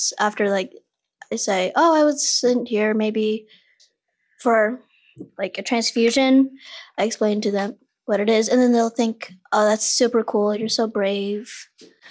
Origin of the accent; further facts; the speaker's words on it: Rockville, Maryland, United States; also born or lived in China; I'm from, I guess, outside the D.C. area, Rockville, Maryland